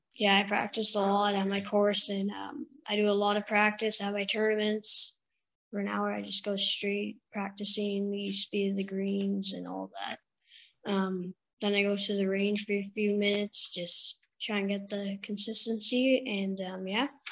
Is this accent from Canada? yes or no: yes; Russell, Ontario, Canada; I'm from Russell, Ontario, and I, um, just outside of Ottawa